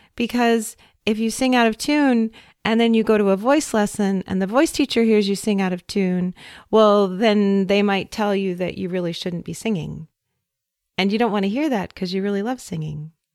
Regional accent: Idaho Falls, Idaho, United States; moved away; my hometown of Idaho Falls, Idaho

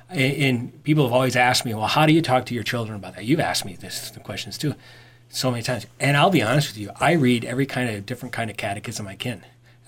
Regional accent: Ireland; I usually do that. I'm Irish, for crying out loud.

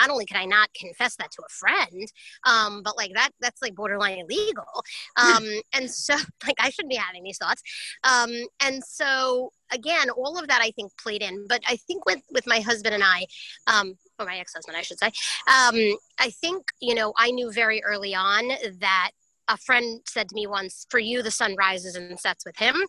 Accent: New York, United States; I'm a New Yorker

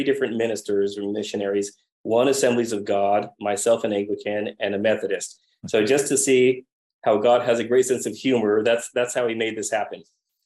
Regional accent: United States; moved away; also born or lived in Madrid, Spain; I'm American

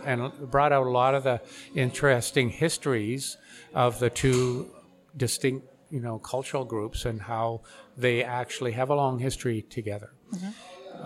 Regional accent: White Rock, British Columbia, Canada; I'm from yeah. White Rock, so I've done some murals in White Rock. Ah, yeah. the city has brought me in to do some couple projects there, but yeah, yeah that's where I grew up

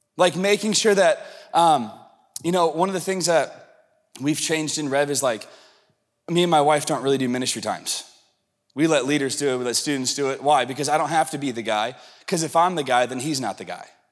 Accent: the South, United States; I'm from the South and I'm a little Pentecostal

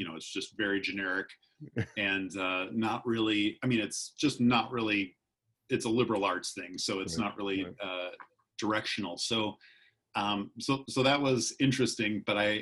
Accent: Wisconsin, United States; accent: Wisconsin; moved away as an adult; also born or lived in Minnesota / Mexico / France / Austin, Texas; now in Southern California, United States; I still speak like I'm from Wisconsin. I have that accent

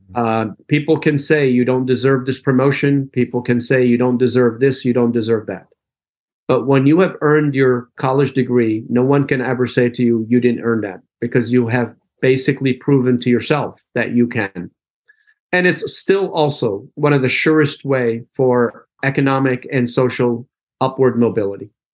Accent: Allentown, Pennsylvania, United States; English is a second language; also born or lived in Damascus, Syria / Philadelphia, Pennsylvania; I was born in Damascus, Syria. And uh, my family immigrated to the United States when I was 10 years old in 1977. We settled in Allentown, Pennsylvania. And that's where most of my formative years were spent

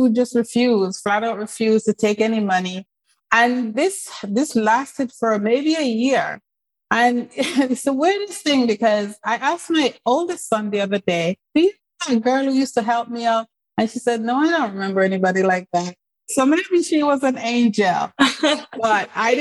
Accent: England, United Kingdom; moved away as an adult; also born or lived in Jamaica / Canada / United States; So most of my family is in England, where I grew up.

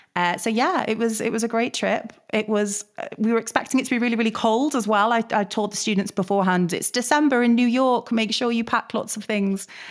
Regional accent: Manchester, North West England, United Kingdom; we're from Manchester

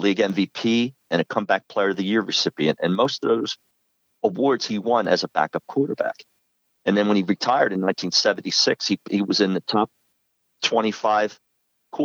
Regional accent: Philadelphia, Pennsylvania, United States; now in Maine, United States; I'm living in Maine now, but I grew up in Philadelphia

